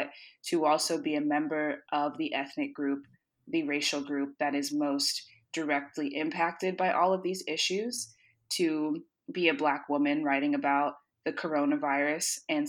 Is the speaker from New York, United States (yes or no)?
no; Tallahassee, Florida, United States; moved away as an adult; now in Washington, D.C., United States; I was born and raised in Tallahassee